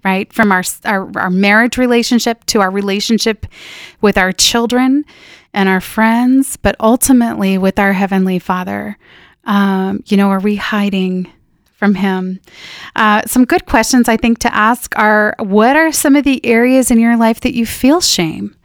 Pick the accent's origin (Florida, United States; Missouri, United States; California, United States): California, United States; Northern; now in Minnesota, United States; I grew up in Northern California in a small town